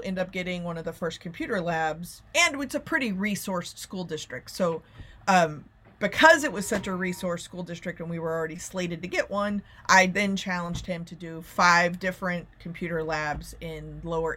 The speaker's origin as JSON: {"language": "English", "town": "Plano", "region": "Texas", "country": "United States", "tie": "born or raised there", "said": "I grew up in Plano, Texas"}